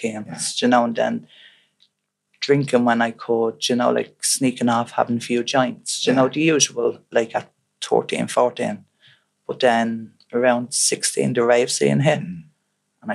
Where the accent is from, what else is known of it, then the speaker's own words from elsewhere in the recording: Dublin, Leinster, Ireland; also born or lived in Finglas, Dublin; I'm originally from Summerhill